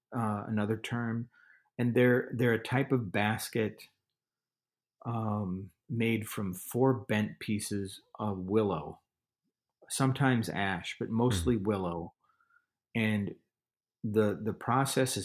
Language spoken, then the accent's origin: English; Minneapolis, Minnesota, United States; growing up around the Twin Cities, St. Paul, Minneapolis